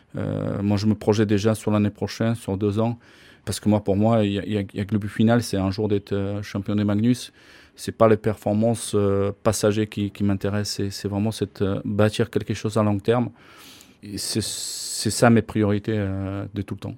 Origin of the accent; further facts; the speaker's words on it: Slovakia; moved away as an adult; also born or lived in Bordeaux, France / Gap, France / Dunkerque, France / Nantes, France; now in Nice, France; Je suis né en Slovaquie, euh, je suis venu en France en 1989.